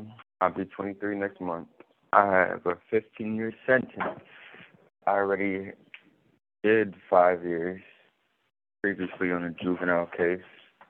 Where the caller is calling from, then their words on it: Warren Correctional Institution, Ohio, United States; I'm calling from Warren Correctional Institution, state of Ohio.